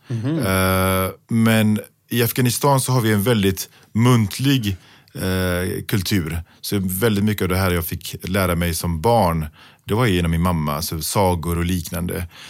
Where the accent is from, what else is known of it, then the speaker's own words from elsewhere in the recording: Gothenburg, Västra Götaland, Sweden; När jag växte upp i Biskopsgården